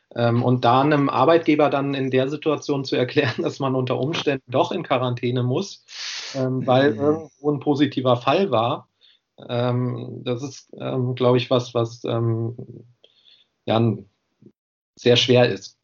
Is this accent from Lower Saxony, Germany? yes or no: yes; Göttingen, Lower Saxony, Germany; moved away as an adult; now in Jena, Germany